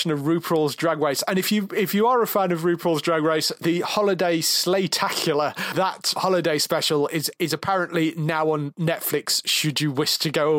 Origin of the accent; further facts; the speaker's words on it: United Kingdom; I'm British